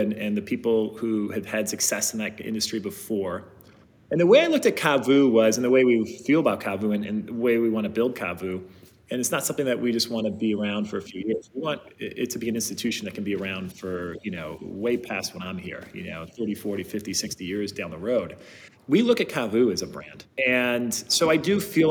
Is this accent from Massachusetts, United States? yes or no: no; Ohio, United States; I grew up in the Midwest in Ohio